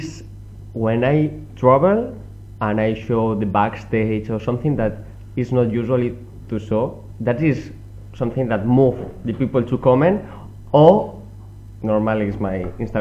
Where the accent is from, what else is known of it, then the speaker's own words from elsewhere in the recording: Spain; English is a second language; now in France; I'm from Spain and I all the time working here.